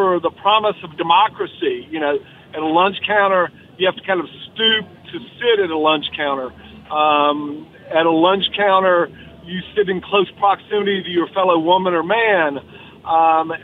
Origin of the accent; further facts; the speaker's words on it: the South, United States; a Southerner